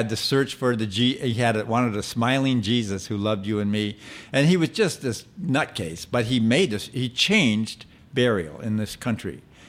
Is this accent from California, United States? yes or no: yes; near Forest Lawn, California, United States; And I grew up near Forrest Lawn.